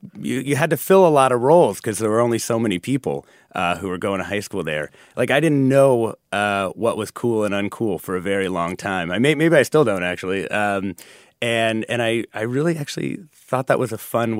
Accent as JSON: {"language": "English", "town": "Ridgefield", "region": "Washington", "country": "United States", "tie": "born or raised there", "also_born_or_lived": "Mexico City, Mexico / Los Angeles, California", "said": "when I was 10, we moved up to a small town in Washington"}